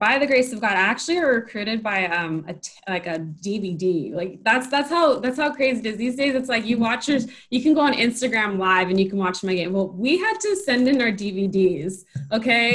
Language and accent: English; Carson, California, United States; also born or lived in San Francisco, California; I'm from Carson, California. I grew up playing in the South Bay area